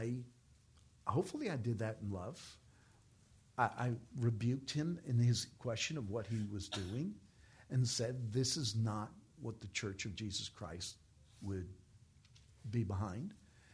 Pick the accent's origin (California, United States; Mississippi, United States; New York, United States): New York, United States; I'm from New York